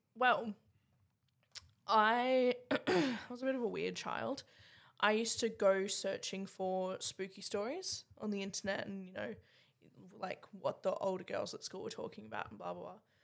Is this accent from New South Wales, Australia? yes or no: no; Cairns, Queensland, Australia; I'm from Cairns.